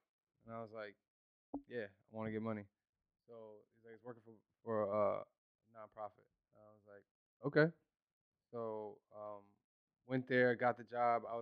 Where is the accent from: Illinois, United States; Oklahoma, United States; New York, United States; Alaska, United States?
New York, United States; Newburgh; I was born and raised in Newburgh